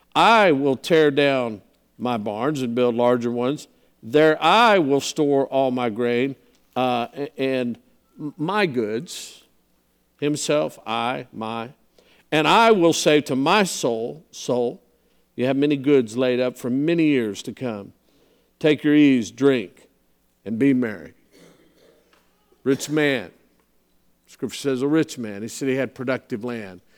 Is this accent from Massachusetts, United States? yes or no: no; San Antonio, Texas, United States; I grew up in San Antonio